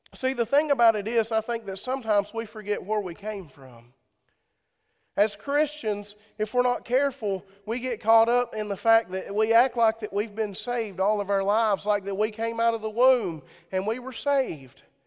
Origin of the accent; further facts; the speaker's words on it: Sparta, Tennessee, United States; I'm from Sparta.